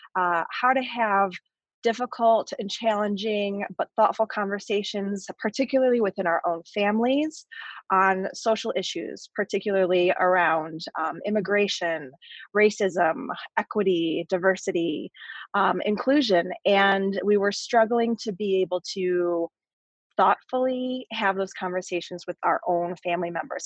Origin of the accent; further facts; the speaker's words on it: Barrington, Illinois, United States; moved away as an adult; also born or lived in Chicago; Claire, like myself, grew up in Barrington